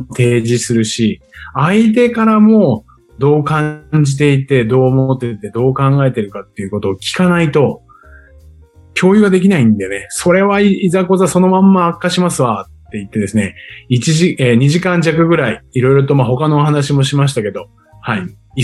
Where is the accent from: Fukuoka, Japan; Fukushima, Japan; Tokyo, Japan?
Tokyo, Japan; also born or lived in Chiba; 千葉で生まれて東京で育った